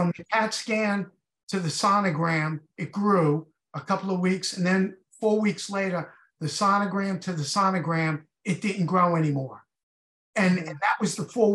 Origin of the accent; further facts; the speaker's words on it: Huntington, New York, United States; I'm from Huntington, Long Island